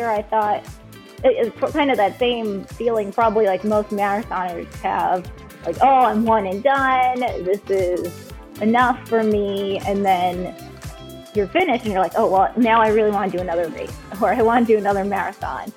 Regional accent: Massachusetts, United States; moved away; I'm originally from Massachusetts

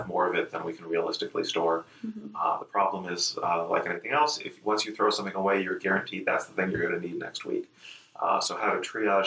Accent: Ames, Iowa, United States; moved away as an adult; also born or lived in New York / California; now in Nebraska, United States; I grew up in Ames, Iowa

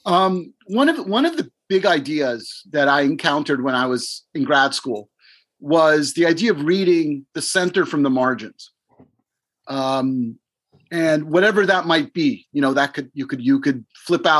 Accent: Miami, Florida, United States; moved away as an adult; also born or lived in Israel / New York; I'm a Cuban Jew from Miami. My family came from Eastern Europe through Cuba and left with the rise of Fidel Castro, and they came to America. And I grew up in Miami

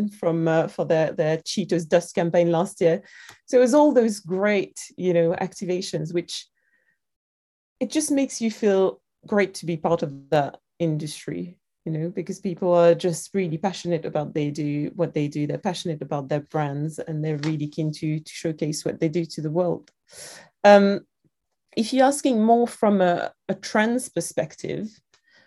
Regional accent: France; accent: French; moved away as an adult; now in London, United Kingdom; I was growing up in France

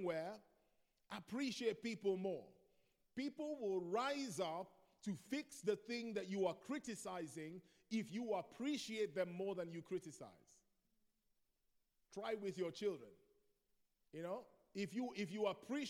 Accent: Nigeria; moved away; I grew up in Nigeria. In Nigeria, we're more expressive

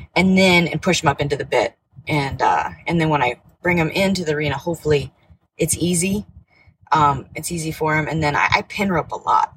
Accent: Nebraska, United States; I'm from Nebraska. I uh, grew up there

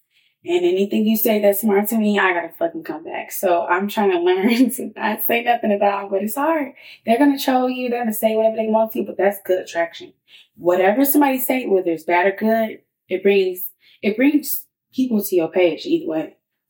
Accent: Chicago, Illinois, United States; People need to understand that because I'm from Chicago. Don't think that I'm like this ghetto person.

